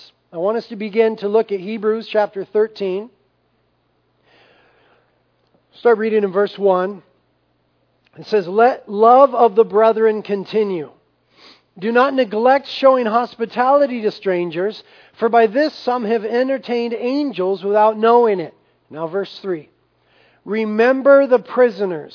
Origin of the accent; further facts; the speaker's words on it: United States; we have a tremendous privilege as Americans, as American Christians